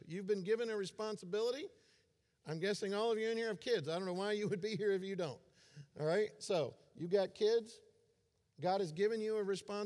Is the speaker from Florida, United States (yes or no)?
yes; Florida, United States; I grew up in Florida